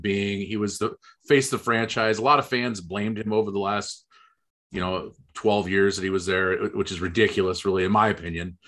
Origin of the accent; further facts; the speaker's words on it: Des Moines, Iowa, United States; I'm from Des Moines, Iowa.